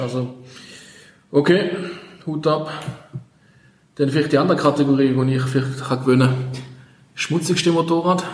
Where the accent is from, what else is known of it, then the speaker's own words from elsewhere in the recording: St. Gallen, Switzerland; als St. Galler